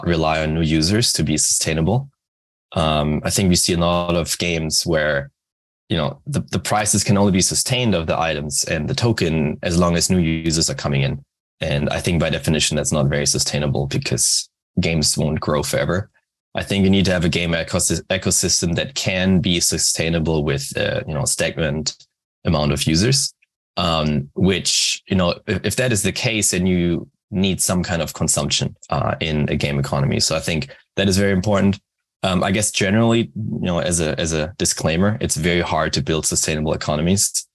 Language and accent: English; Germany; moved away as an adult; now in Japan; I'm originally from Germany, but based in Japan for the last 4 years.